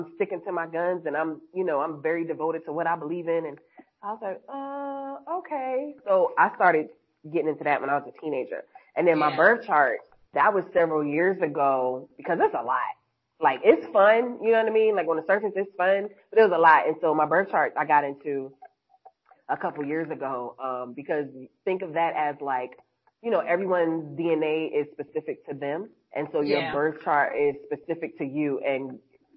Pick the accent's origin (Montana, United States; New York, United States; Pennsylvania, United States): New York, United States; New York City; I was born in Harlem